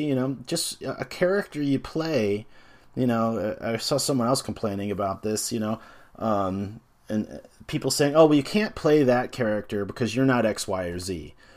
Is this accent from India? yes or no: no; United States; as an American